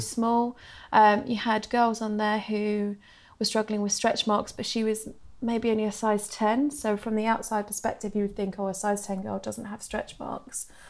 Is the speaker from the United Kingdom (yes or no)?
yes; Suffolk, East of England, United Kingdom; now in London, United Kingdom; Obviously, I live in London now, but I'm from Suffolk